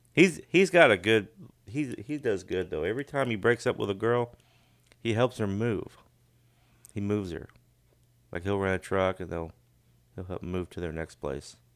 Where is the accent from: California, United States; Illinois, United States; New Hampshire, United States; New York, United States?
Illinois, United States; Sidney; moved away; a town I grew up in Illinois, but it's called Sydney